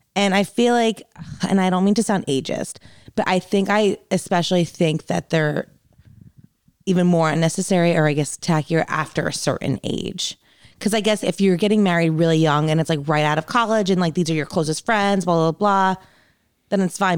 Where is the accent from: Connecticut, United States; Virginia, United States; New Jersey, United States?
New Jersey, United States; moved away; I grew up in New Jersey